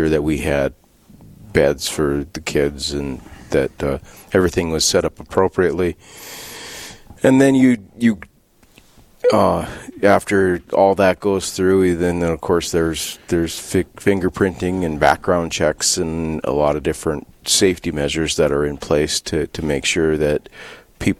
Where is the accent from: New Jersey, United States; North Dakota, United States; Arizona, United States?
North Dakota, United States; Bismarck; now in Dickinson, United States; I was born and raised in Bismarck, North Dakota, and I lived through my high school years there